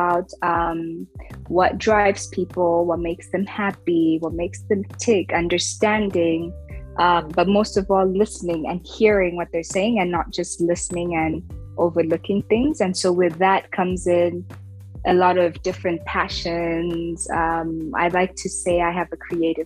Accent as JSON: {"language": "English", "country": "Rwanda", "also_born_or_lived": "United States", "said": "I'm also African, I'm also a woman, I'm also from Rwanda."}